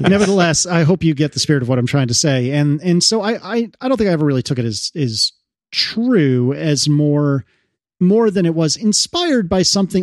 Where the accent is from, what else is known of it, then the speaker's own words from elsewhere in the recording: United States; as an American